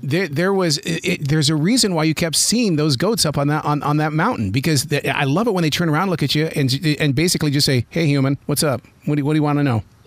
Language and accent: English; Billings, Montana, United States; I grew up in Billings, Montana